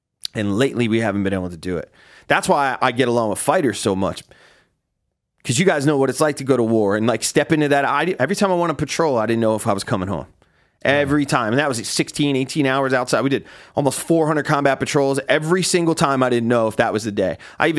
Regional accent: New Jersey, United States; But that's because I'm from Jersey.

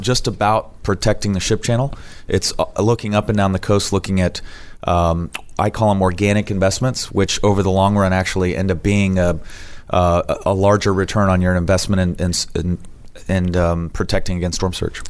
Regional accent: South Florida, United States; moved away as an adult; now in Texas, United States; I grew up in South Florida

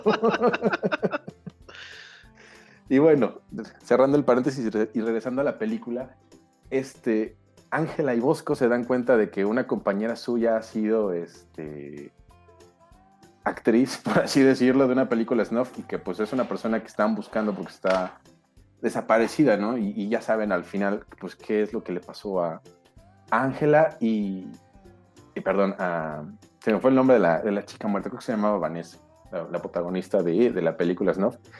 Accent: León, Guanajuato, Mexico; born or raised there; now in Mexico City, Mexico

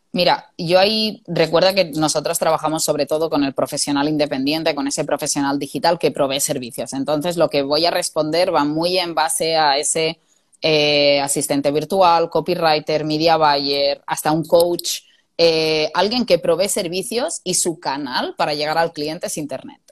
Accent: Spain; moved away as an adult; also born or lived in England; yo quería volver a casa y yo buscaba ofertas de trabajo en mi zona y yo quería volver a mi pueblo

